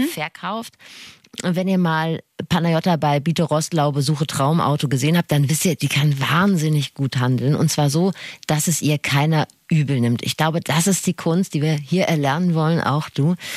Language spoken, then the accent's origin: German; Rhineland, Germany; Wir sind Rheinländerin